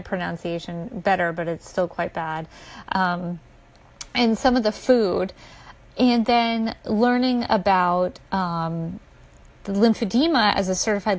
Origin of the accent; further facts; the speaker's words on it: United States; I was born in America